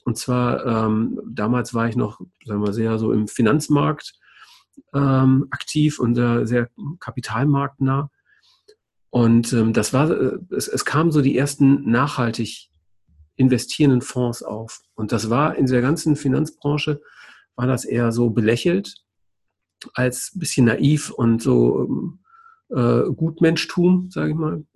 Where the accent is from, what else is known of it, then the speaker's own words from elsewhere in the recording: Düsseldorf, North Rhine-Westphalia, Germany; 1970 geboren in Düsseldorf